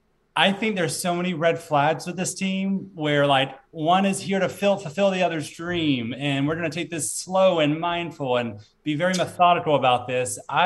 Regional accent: near Birmingham, Alabama, United States; they're from Birmingham, Alabama, so they're near my hometown.

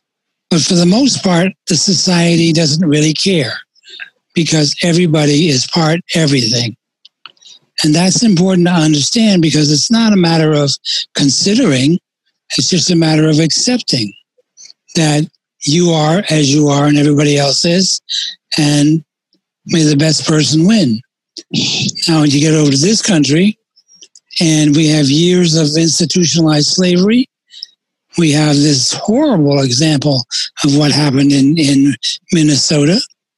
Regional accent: Puerto Rico; also born or lived in United States; I grew up in both in the United States and in Puerto Rico, and there are two different cultures and two different ways of viewing race relations.

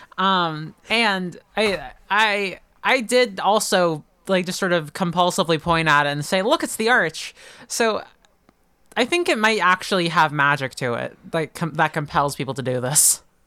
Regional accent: Oklahoma, United States; I'm from Oklahoma

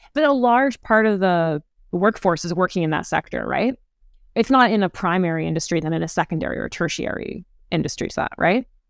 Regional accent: Calgary, Alberta, Canada; now in Toronto, Canada; I grew up in Calgary, Alberta

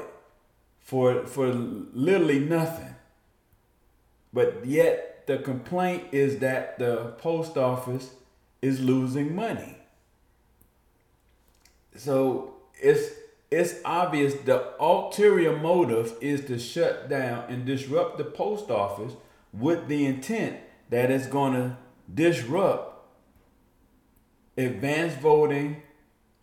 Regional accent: East Orange, New Jersey, United States; moved away; also born or lived in North Carolina; being from New Jersey, this is what I grew up with.

